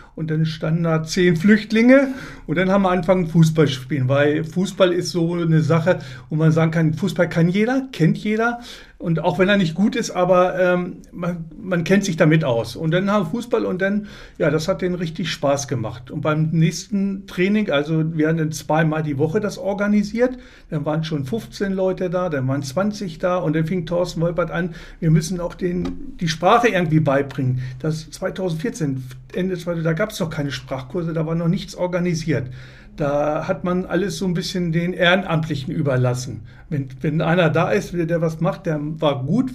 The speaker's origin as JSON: {"language": "German", "town": "Lehrte", "region": "Lower Saxony", "country": "Germany", "said": "ich komme aus Lehrte"}